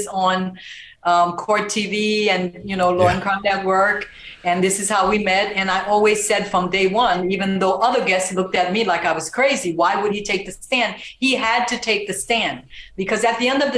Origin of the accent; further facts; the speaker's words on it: Haiti; now in United States; I'm an immigrant and I'm from Haiti. And I came in here documented with my parents and three siblings